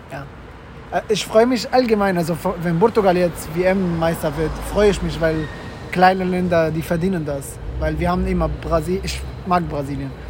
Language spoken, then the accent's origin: German; Mecca, Makkah Province, Saudi Arabia; German is a second language; Ich stamme ursprünglich aus Mekka.